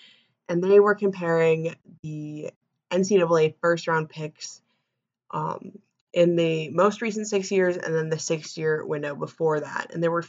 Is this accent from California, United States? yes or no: no; Minnesota, United States; Minnesota, my hometown team, the University of Minnesota